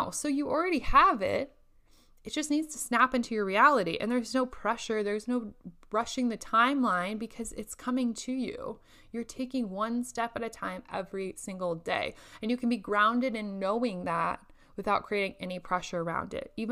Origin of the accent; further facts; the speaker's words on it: Indonesia; English is a second language; now in Lincoln, United States; sit up in my apartment in Lincoln where it's much colder than what I am used to from Indonesia.